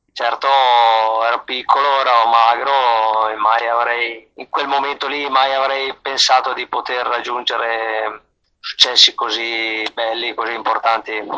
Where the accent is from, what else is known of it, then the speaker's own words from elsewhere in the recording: the home village of Francesco Moser, Trentino-Alto Adige, Italy; il mio paese, il paese anche di Francesco Moser, di tutta la dinastia dei Moser